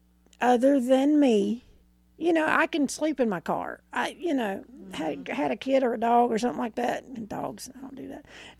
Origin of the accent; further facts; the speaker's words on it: Arkansas, United States; I'm from Arkansas.